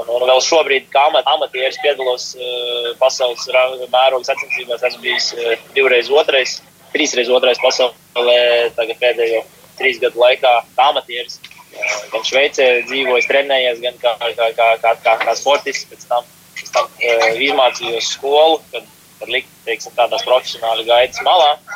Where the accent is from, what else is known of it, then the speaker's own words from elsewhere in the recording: Ozolnieki, Ozolnieki Municipality, Latvia; Nāku no ozolniekiem.